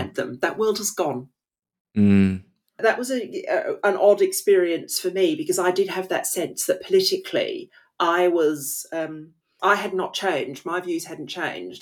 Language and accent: English; Australia; moved away as an adult; now in England, United Kingdom; growing up in Australia, even though I don't live there now